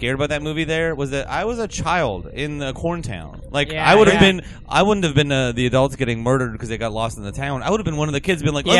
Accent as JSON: {"language": "English", "region": "Pennsylvania", "country": "United States", "tie": "born or raised there", "moved": "yes"}